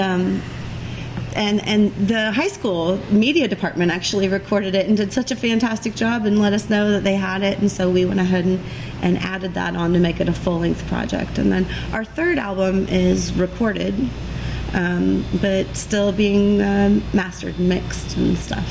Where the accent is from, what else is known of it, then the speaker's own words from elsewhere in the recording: Carroll County, Indiana, United States; I was born and raised in farm country, 50 miles north of uh, Indianapolis in Carroll County